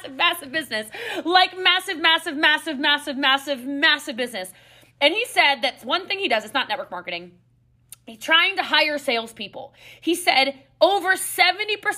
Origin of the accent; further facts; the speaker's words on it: Maryland, United States; I'm from Maryland, so like, you know, there's a lot of hills and mountains in the Appalachians